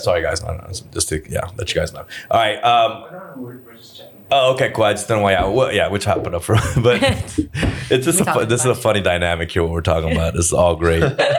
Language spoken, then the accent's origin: English; Los Angeles, California, United States; I'm an LA like boy, so it's like, you know, I was raised here my whole life.